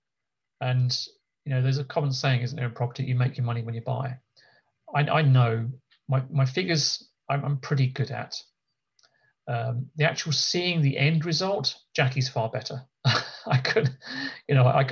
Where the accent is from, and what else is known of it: United Kingdom